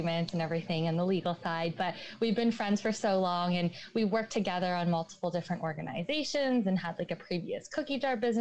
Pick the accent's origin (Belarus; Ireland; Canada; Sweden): Canada; Markham, Ontario; moved away as an adult; also born or lived in Montreal; We're both from Markham, but we didn't meet until we went to school in Montreal